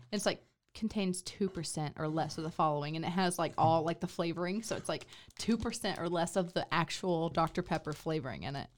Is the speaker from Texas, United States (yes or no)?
yes; McKinney, Texas, United States; now in Waco, United States; my hometown, McKinney